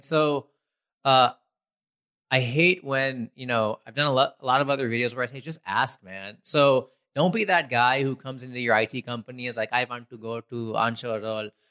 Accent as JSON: {"language": "English", "country": "United States", "tie": "born or raised there", "said": "growing up in America"}